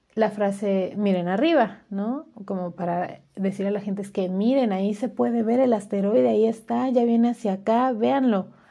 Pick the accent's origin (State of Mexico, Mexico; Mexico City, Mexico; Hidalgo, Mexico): Hidalgo, Mexico; acá en mi pueblo